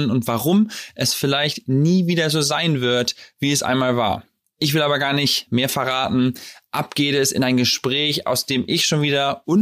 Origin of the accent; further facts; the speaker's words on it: Trier, Rhineland-Palatinate, Germany; moved away as an adult; also born or lived in San Francisco, United States; now in Chicago, United States; Aus dem schönen Trier, der ältesten Stadt Deutschlands.